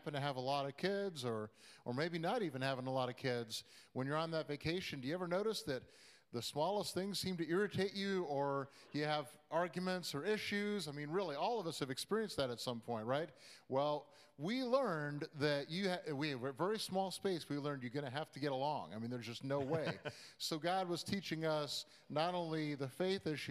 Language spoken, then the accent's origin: English; Midwest, United States; moved away as an adult; also born or lived in Iowa / Boston / New York / Chicago; we grew up in the Midwest